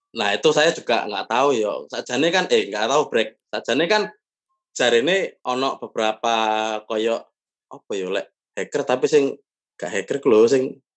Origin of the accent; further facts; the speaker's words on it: Surabaya, East Java, Indonesia; now in Jakarta, Indonesia; keluargaku dewe, sing nang Surabaya apa kampungku